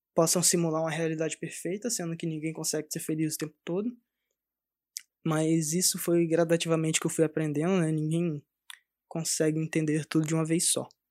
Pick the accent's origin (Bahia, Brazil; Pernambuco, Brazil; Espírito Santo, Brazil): Espírito Santo, Brazil; Cariacica; Eu cresci lá no Espírito Santo, sou do Espírito Santo, de Cariacica, perto de Vitória.